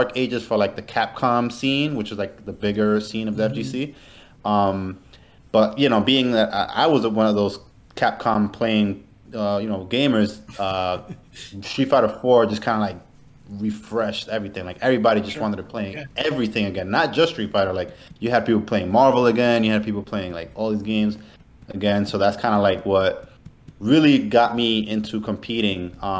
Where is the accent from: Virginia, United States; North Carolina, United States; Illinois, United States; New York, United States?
New York, United States; I'm from New York